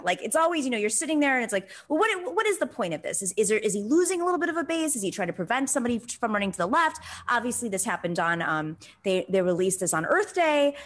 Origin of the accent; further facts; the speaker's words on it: Buffalo, New York, United States; I grew up in Buffalo